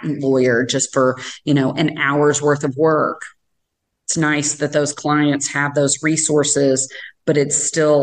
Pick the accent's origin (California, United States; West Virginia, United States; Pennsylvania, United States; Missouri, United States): Missouri, United States; Sikeston; moved away as an adult; now in Kansas City, United States; I was from a small town originally. I'm from Southeast Missouri, a little town called Sykeston